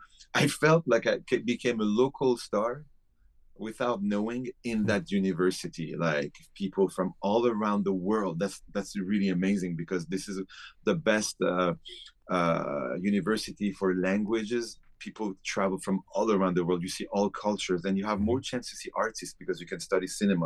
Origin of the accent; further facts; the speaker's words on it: Paris, Île-de-France, France; moved away as an adult; also born or lived in Iran; now in Las Vegas, United States; I grew up in Paris